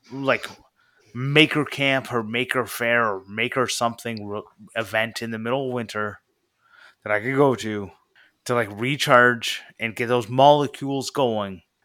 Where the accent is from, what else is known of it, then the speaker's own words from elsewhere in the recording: Canada; I'm from Canada.